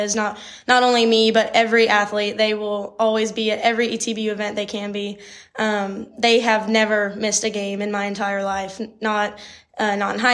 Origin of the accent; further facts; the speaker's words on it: Schertz, Texas, United States; moved away as an adult; now in Marshall, United States; I am from Schertz, Texas. It's just on the northeast side of San Antonio